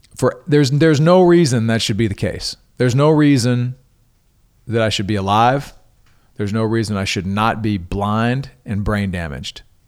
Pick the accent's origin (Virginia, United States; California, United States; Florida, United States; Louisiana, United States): Louisiana, United States; Coushatta; my hometown of Cashata, Louisiana